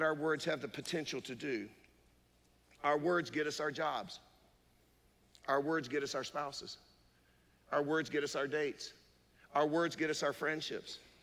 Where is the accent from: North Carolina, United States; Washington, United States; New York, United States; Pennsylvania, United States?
North Carolina, United States; Durham; we grew up poor in East Durham